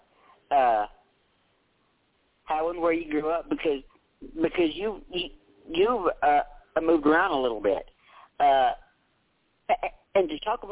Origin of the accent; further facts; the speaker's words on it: Tennessee, United States; I'm actually from Tennessee myself. I actually live about 2.5 hours west of Nashville